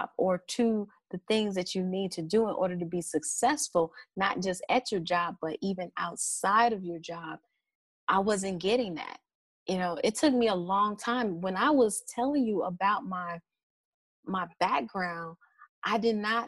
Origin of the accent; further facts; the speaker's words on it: Chicago, Illinois, United States; I'm from Chicago